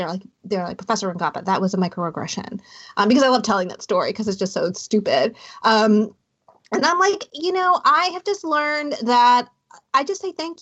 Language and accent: English; Hampton Roads, Southern Virginia, United States; I grew up in Southern Virginia in Hampton Roads.